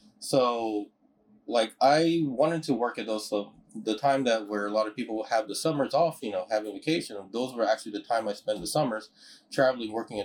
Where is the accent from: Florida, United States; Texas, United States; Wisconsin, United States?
Texas, United States; Houston; I'm from Houston